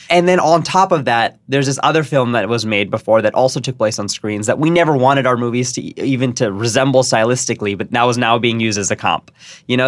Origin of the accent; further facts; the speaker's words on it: San Jose, California, United States; I grew up in San Jose